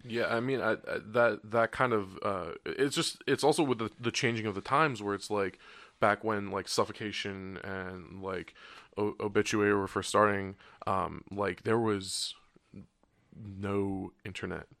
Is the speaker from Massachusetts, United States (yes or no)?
no; New Jersey, United States; I grew up in South Jersey